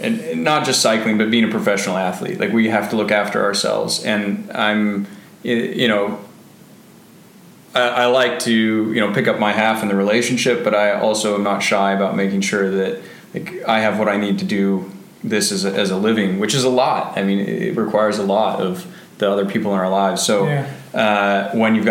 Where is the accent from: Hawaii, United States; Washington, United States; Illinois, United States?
Washington, United States; Bainbridge Island; Growing up on Bainbridge Island was really special